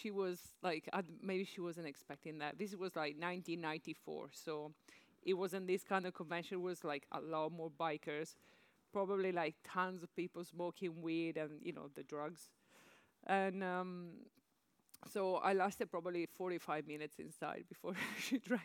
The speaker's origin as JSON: {"language": "English", "town": "Padua", "region": "Veneto", "country": "Italy", "tie": "born or raised there", "moved": "yes", "said": "I'm from Padova, which is a medium-sized city from the northeast of Italy"}